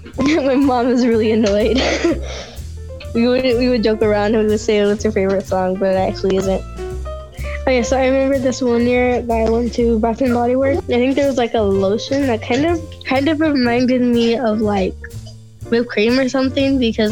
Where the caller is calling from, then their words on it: Stockton, California, United States; I'm calling from Stockton.